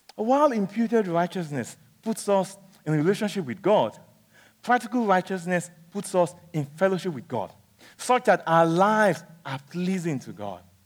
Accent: Nigeria; when I was young, growing up in Nigeria

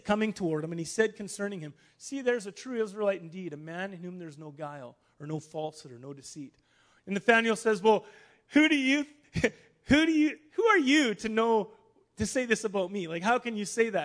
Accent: Star City, Saskatchewan, Canada; now in Winnipeg, Canada; I'm from Star City, Saskatchewan

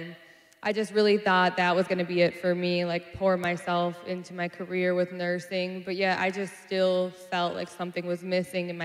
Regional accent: Minneapolis, Minnesota, United States; I'm from South Minneapolis, born and raised.

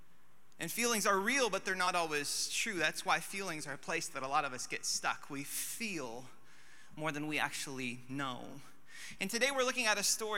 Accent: Alaska, United States; moved away; I'm from Alaska

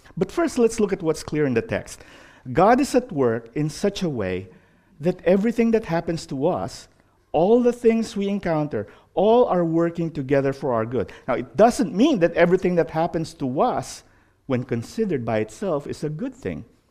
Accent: Philippines; moved away; growing up in the Philippines

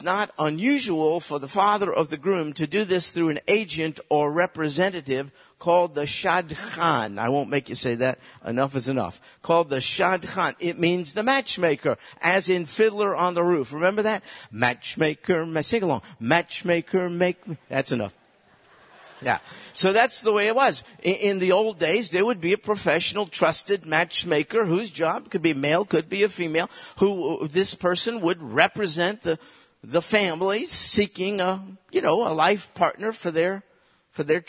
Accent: United States; I was raised in America

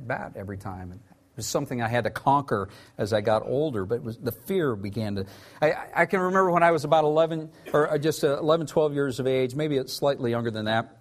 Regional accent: Tulsa, Oklahoma, United States; I grew up in Tulsa, Oklahoma

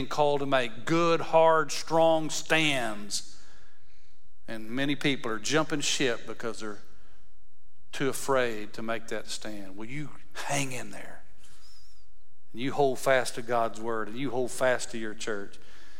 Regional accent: West Texas, United States; I grew up in West Texas, so cows, when they go to the tank, we call them tanks instead of ponds.

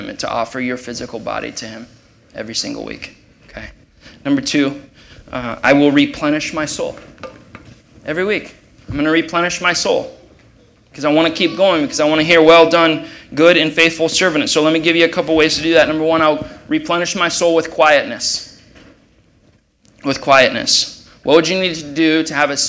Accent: Ohio, United States; moved away; I'm from Ohio

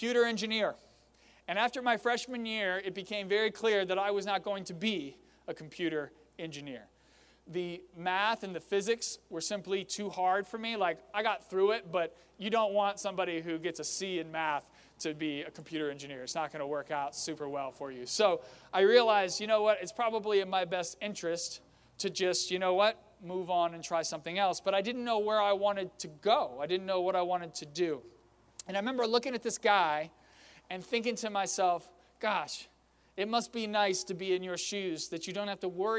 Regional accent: Fredericksburg, Virginia, United States; my hometown of Fredericksburg

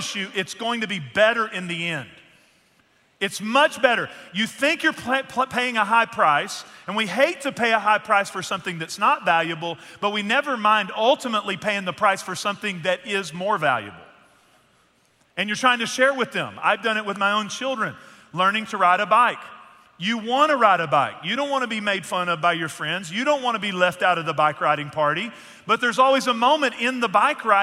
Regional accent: Northeast Texas, United States; moved away; the church that I grew up in Northeast Texas.

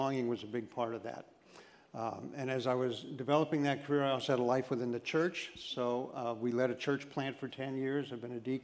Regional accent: Scranton, Pennsylvania, United States; also born or lived in Mount Cobb; I grew up in Scranton.

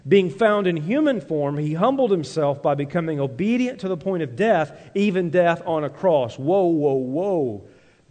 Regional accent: Tennessee, United States; now in Minnesota, United States; growing up in Tennessee to now living in Minnesota

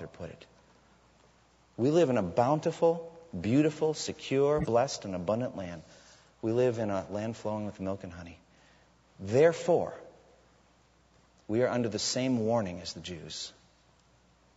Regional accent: United States; as American Christians who live in a land flowing with milk and honey

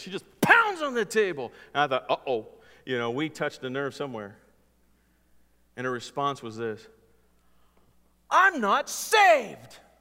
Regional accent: California, United States; growing up in California

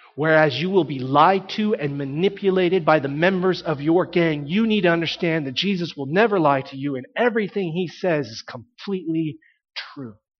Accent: Texas, United States; I grew up in Texas

